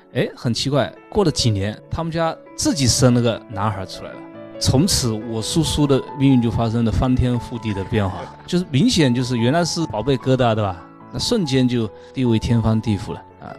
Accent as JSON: {"language": "Chinese", "country": "China", "said": "我们中国人"}